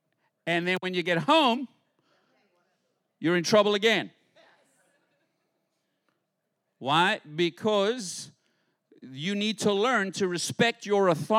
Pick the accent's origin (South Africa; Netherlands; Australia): South Africa; now in United States; When I came to America, because I grew up in South Africa under British rule.